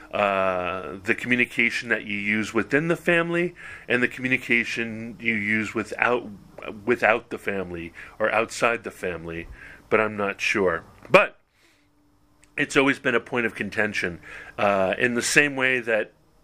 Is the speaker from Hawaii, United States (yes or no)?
yes; Hawaii, United States; moved away; my unique experience of growing up a white kid in Hawaii